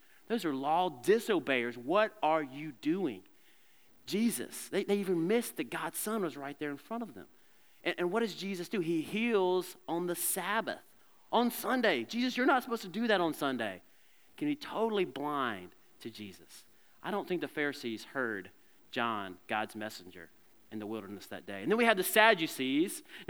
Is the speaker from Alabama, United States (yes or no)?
yes; Alabama, United States; And I'm from Alabama. What do you expect?